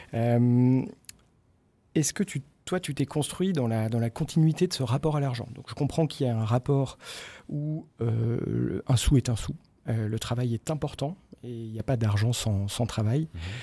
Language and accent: French; Brittany, France; Mes parents étaient commerçants en Bretagne. Mhm. Euh, dès que je peux placer que je suis breton